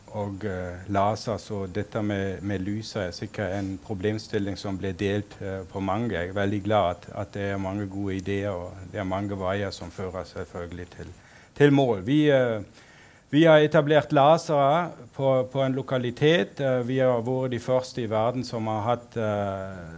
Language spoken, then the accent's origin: Norwegian; Berlin, Germany; also born or lived in Sogn og Fjordane, Norway; now in Norway; opprinnelig kom jeg fra Berlin